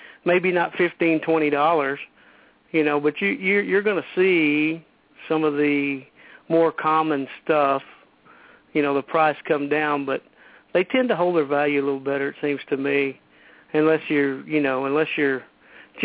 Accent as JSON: {"language": "English", "town": "Midland", "region": "Texas", "country": "United States", "also_born_or_lived": "Fort Davis, Texas", "said": "I moved away from Fort Davis and to Midland, Texas"}